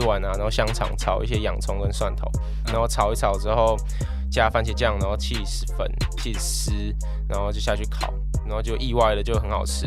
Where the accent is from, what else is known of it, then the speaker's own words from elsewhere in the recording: Taichung, Taiwan; also born or lived in Kaohsiung; 我是台中人对，对，对。然后二十一岁，然后我们家餐厅是开在那个敬德北路，就是在台，台体一中那附近嗯哼。然后我们家餐厅开二十八年，叫做庆彩